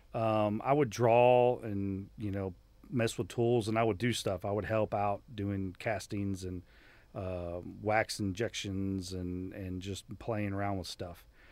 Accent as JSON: {"language": "English", "town": "Miami", "region": "Florida", "country": "United States", "tie": "born or raised there", "moved": "as an adult", "said": "growing up in Miami was awesome"}